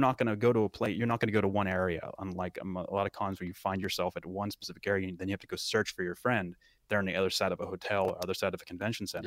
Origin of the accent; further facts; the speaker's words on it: Western Pennsylvania, United States; it is my hometown